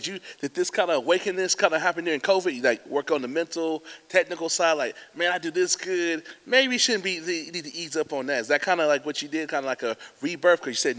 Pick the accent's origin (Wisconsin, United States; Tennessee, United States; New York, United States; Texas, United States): Texas, United States; Dallas; I'm from Dallas, Texas.